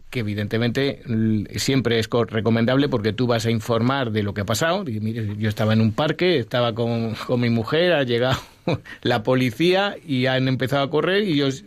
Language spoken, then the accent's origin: Spanish; Ávila, Castile and León, Spain; Yo que soy de Ávila